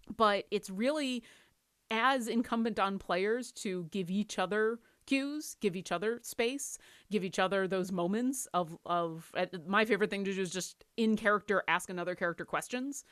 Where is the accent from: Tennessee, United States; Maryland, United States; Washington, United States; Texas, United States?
Washington, United States; Seattle; I'm from Seattle.